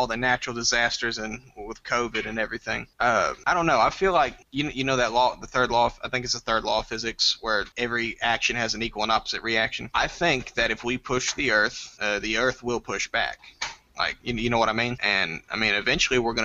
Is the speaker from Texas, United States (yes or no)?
yes; Nacogdoches, Texas, United States; I'm 21. I'm from Nacogdoches, Texas